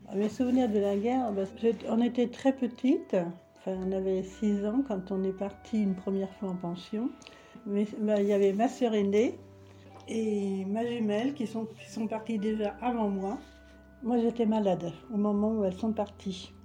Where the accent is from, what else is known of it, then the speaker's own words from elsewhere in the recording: Paris, Île-de-France, France; je suis née à Paris